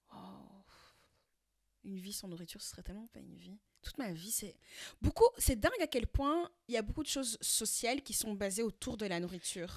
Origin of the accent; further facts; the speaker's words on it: France; now in Belgium; chez nous, en France